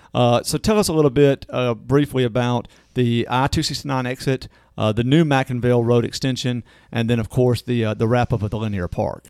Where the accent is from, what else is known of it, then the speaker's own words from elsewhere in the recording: Natchez, Mississippi, United States; I'm from Natchez